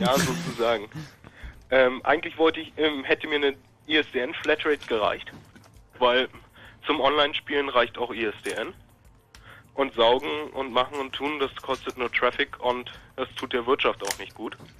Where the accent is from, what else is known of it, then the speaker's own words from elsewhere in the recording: Berlin, Germany; ich komme aus der Opalwüste Marzahn.